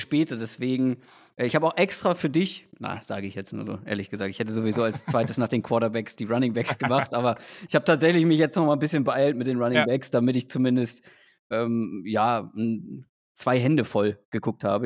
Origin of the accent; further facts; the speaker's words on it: Schleswig-Holstein, Germany; ich bin ja wirklich äh, quasi auf dem Dorf in Schleswig-Holstein dann zur Schule gegangen.